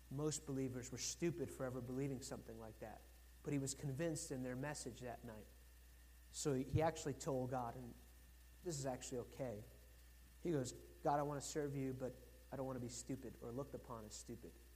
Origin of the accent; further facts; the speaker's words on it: United States; I'm American.